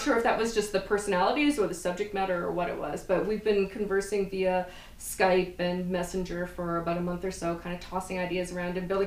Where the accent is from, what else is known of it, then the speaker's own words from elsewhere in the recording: Eastern Canada, Canada; I'm from from Eastern Canada.